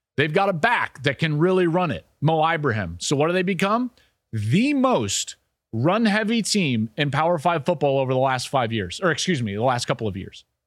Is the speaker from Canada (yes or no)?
no; just outside of Boulder, Colorado, United States; I grew up just outside of Boulder, Colorado